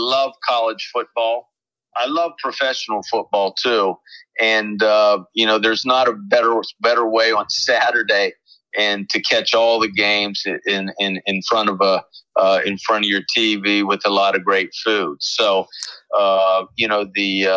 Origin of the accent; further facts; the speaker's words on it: Pittsburgh, Pennsylvania, United States; moved away; I grew up in Pittsburgh